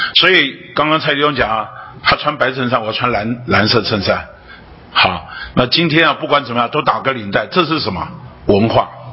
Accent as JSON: {"language": "Chinese", "town": "Taipei", "country": "Taiwan", "tie": "born or raised there", "said": "那我是在台北生长长大的"}